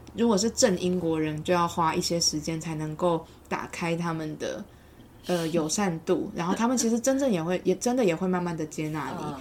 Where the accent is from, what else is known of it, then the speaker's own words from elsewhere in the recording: Taiwan; moved away as an adult; also born or lived in London, United Kingdom; 包含我自己来自台湾